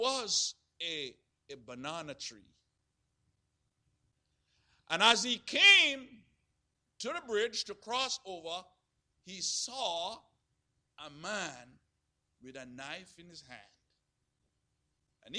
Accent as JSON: {"language": "English", "country": "Jamaica", "tie": "born or raised there", "said": "growing up in Jamaica"}